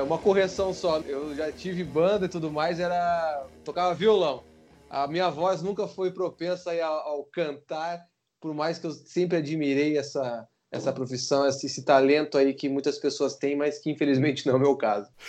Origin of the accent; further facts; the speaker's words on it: Curitiba, Paraná, Brazil; eu sou de Curitiba